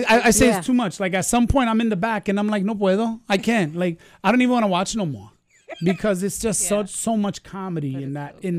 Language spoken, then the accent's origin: English; New York City, New York, United States; also born or lived in Kingsbridge, the Bronx; born and raised right there on Castle Hill